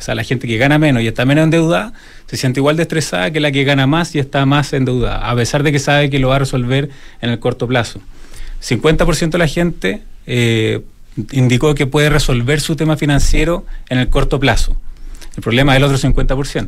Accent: Chile; los chilenos en ese sentido eh, somos más eh, exigentes en este tipo de cosas.

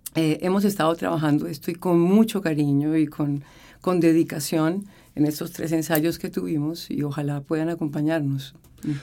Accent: Colombia; moved away as an adult; now in Chile; estaba haciendo dirección coral muy poca en, Colombia. Estaba terminando mi carrera de teoría musical.

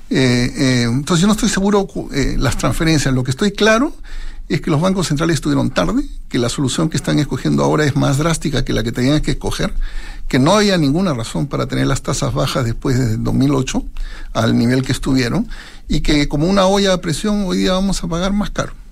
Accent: Peru; now in Chile; yo tengo confianza en Chile, 26 años, mi señora alemana, yo nací en el Perú, soy peruano y soy norteamericano, 26 eh, años viviendo en este país

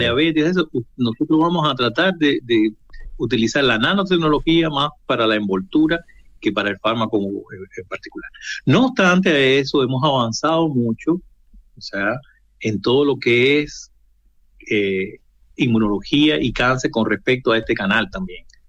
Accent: Cuba; also born or lived in Russia; now in Chile; Yo soy cubano de origen

